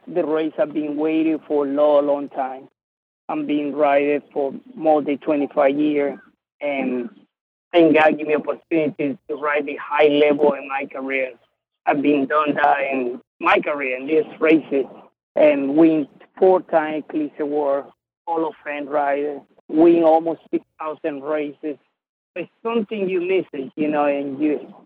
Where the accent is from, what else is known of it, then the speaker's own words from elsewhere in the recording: Venezuela; now in United States; I'm from Venezuela.